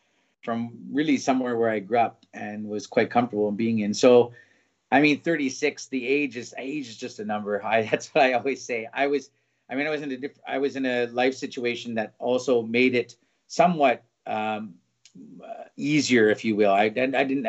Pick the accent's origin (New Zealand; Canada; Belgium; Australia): Canada; Vancouver, British Columbia; moved away as an adult; now in Berlin, Germany; I'm born and raised in Vancouver, Canada